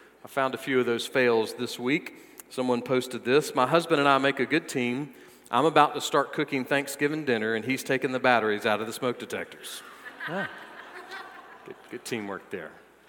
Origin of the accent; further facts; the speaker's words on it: the South, United States; Well, if my new coworkers weren't already aware that I'm from the South, I accidentally put double the amount of butter in my hash brown casserole